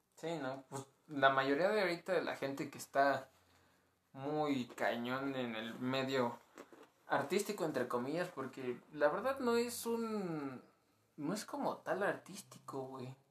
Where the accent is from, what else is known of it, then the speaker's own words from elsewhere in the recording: Mexico; como buen mexicano